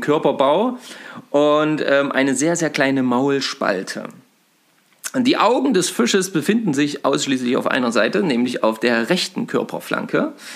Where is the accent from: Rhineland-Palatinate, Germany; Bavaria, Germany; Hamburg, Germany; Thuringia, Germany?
Thuringia, Germany; Eisenberg; Also wir sind gerade in Eisenberg, das ist übrigens meine Heimatstadt. Ähm, also ich habe ja auch 20 Jahre gewohnt und ähm, bin hier aufgewachsen.